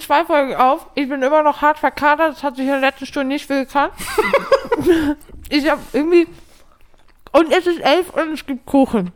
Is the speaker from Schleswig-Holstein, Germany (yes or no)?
yes; Kiel, Schleswig-Holstein, Germany; als Kieler